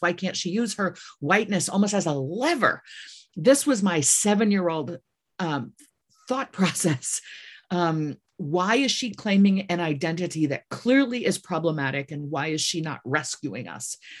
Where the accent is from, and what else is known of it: Midwest, United States; born or raised there; moved away